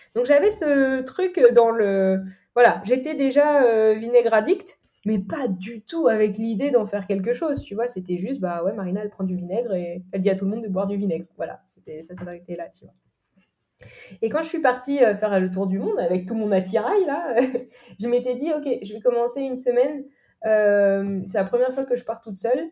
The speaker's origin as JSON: {"language": "French", "region": "Normandy", "country": "France", "tie": "born or raised there", "said": "je suis originaire de Normandie, là où j'ai grandi."}